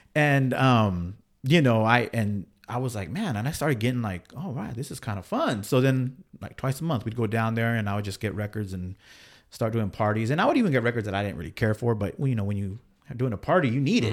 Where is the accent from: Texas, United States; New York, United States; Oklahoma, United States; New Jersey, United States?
Texas, United States; San Angelo; now in Bakersfield, United States; I grew up in Texas